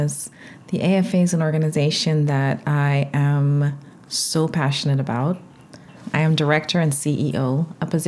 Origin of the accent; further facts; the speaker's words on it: Georgetown, Demerara-Mahaica, Guyana; moved away; I grew up in Georgetown, Guyana, South America.